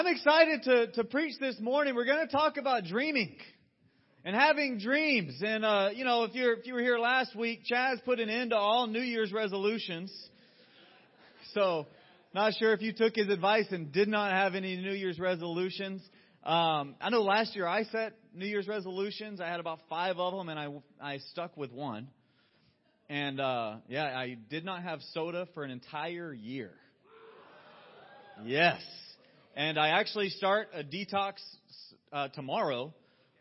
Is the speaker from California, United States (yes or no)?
no; Georgia, United States; moved away; I'm a Southerner through and through. I grew up in Georgia, and the world of Coca-Cola was a regular field trip starting in elementary school